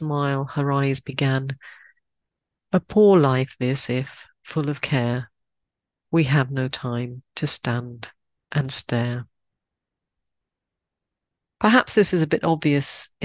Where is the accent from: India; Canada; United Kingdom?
United Kingdom; Croydon, London; my hometown in the UK. Croydon.